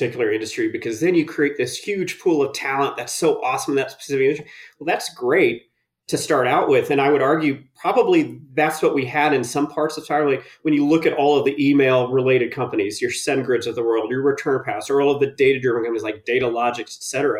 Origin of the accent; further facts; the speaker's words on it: Indiana, United States; moved away as an adult; also born or lived in New York; now in Colorado, United States; I'm originally born and raised in Indiana